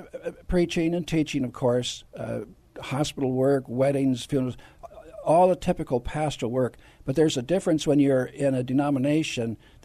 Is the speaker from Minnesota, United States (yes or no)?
yes; Minnesota, United States; moved away as an adult; also born or lived in North Dakota; now in San Antonio, United States; I was born in Minnesota, raised and educated a little bit in North Dakota, mostly Minnesota, went to college there, seminary there. And then God sent me to Texas.